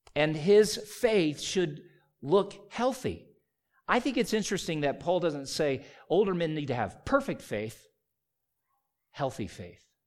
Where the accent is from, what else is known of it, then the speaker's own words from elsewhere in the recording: South Carolina, United States; When I was a child growing up in South Carolina